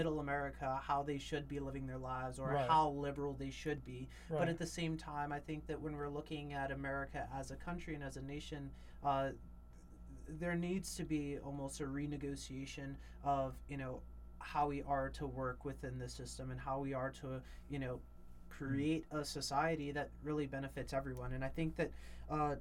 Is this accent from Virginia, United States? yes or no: no; New York, United States; I come from New York